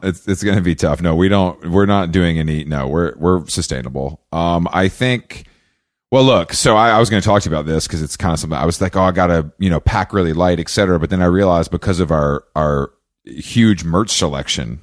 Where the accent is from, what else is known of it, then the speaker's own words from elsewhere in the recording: Atlanta, Georgia, United States; moved away; I'm from Atlanta